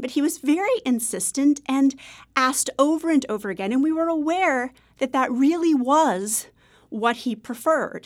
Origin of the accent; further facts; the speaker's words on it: Maine, United States; I'm from Maine